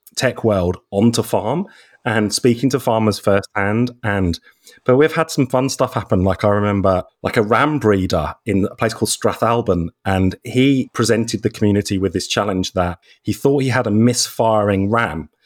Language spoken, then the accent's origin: English; Norfolk, East of England, United Kingdom; moved away as an adult; also born or lived in London; now in McLaren Vale, Australia; originally from the UK, so I come from Norfolk in England.